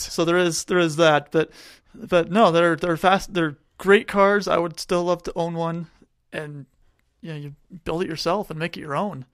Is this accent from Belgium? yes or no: no; Tucson, Arizona, United States; moved away; I grew up in Tucson